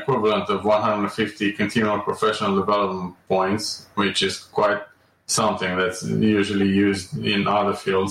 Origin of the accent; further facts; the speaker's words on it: Romania; moved away as an adult; also born or lived in Amsterdam; I was born and raised in Romania, and I graduated there from medical school.